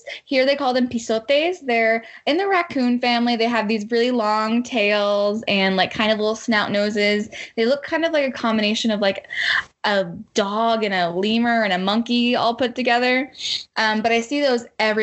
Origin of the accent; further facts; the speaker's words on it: Colleyville, Texas, United States; moved away as an adult; now in Costa Rica; I grew up in Colleyville my whole life